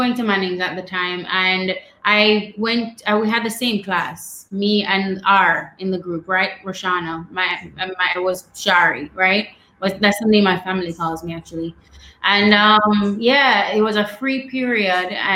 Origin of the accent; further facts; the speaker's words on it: Savanna-la-Mar, Westmoreland, Jamaica; I grew up in Westmoreland. So that's the west end of the island in a town called Savannah-Lamar.